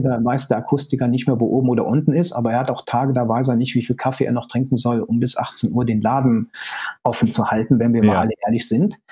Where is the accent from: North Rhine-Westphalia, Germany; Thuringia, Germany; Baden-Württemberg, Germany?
North Rhine-Westphalia, Germany; Cologne; meine Mutter ist Kölnerin, ich bin auch Kölner, also lebe in Köln